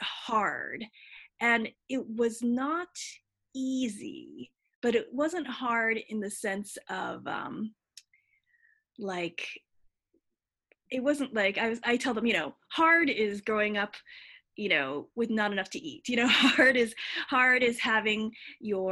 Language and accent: English; upstate New York, United States; I grew up in upstate New York, which is not diverse at all